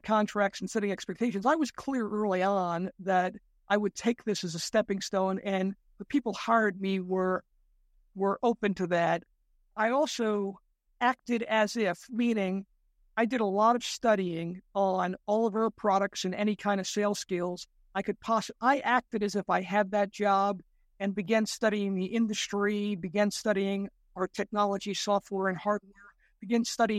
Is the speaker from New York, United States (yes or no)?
yes; New York City, New York, United States; I grew up in the Bronx, New York, part of New York City